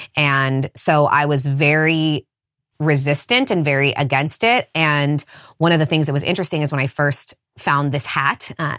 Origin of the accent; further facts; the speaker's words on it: California, United States; I grew up in the Redwood Forest, so a very enchanted place in general. Lots of rivers and spending time wild and feral and naked outside as a kid.